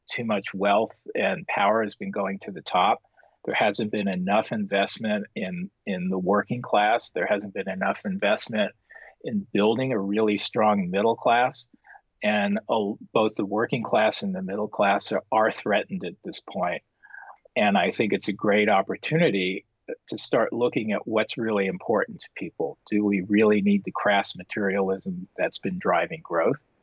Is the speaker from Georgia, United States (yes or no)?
no; Los Angeles, California, United States; put them smack down into a little tract house with four kids in Pacoima, California, which was a predominantly Mexican American neighborhood, but my neighborhood was fairly still mixed. That was where I grew up